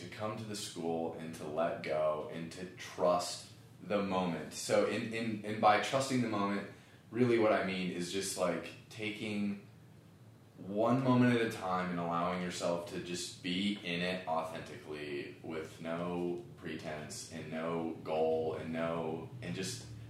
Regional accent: Ohio, United States

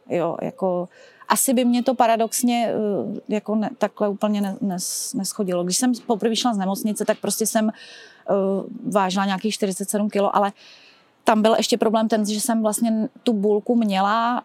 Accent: České Budějovice, South Bohemian Region, Czechia; vyrůstala jsem, v, opravdu je to kousek tady v Kubatově ulici, kde přímo máme i základní školu

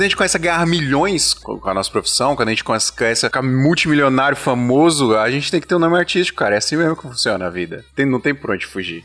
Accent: Paraíba, Brazil; moved away; Eu sou da Paraíba

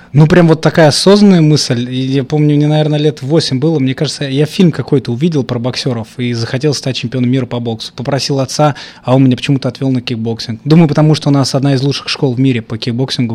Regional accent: Volgograd, Volgograd Oblast, Russia; я вырос не в Америке, я вырос в Красноармейском, еще из-за канали. Это город Волгоград, Красноармейский район.

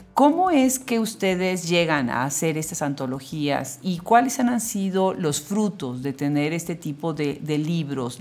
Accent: Puebla, Mexico; also born or lived in Texas, United States; now in United States; yo soy originaria de Puebla, así que bueno, pues somos paisanos

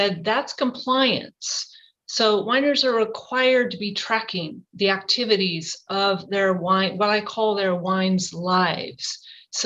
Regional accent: Napa, California, United States; I did grow up here in Napa. Napa is my hometown

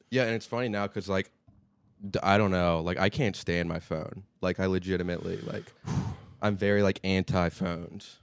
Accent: Charleston, West Virginia, United States; now in New York City, United States; I'm from Charleston, so it's, like, the capital city

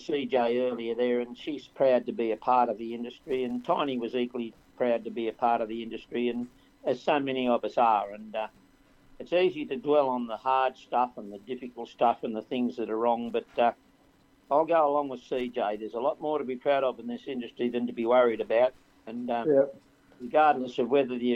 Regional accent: Port Macquarie, New South Wales, Australia; I grew up in Port Macquarie and started my driving career on the Pacific Highway

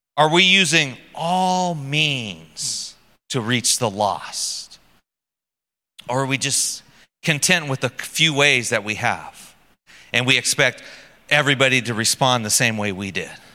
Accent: United States; moved away; I'm American

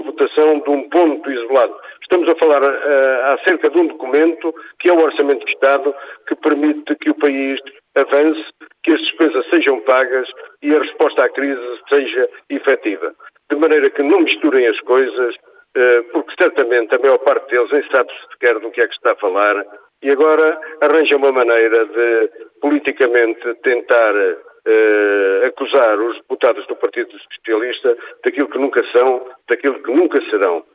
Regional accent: Guarda, Portugal; no território distrital onde nasci, onde vivo e onde quero morrer

